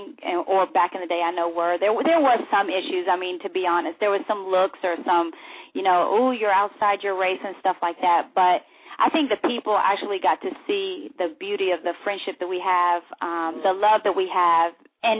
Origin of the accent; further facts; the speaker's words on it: United States; I am American by birth, but at the same time, you know, when you grow up in a Spanish household, you do get a little bit of everything.